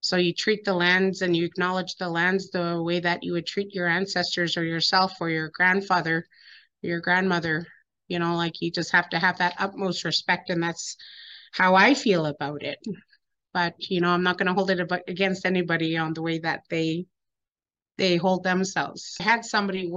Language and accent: English; Lake Babine Nation, British Columbia, Canada; I am from Lake Babine Nation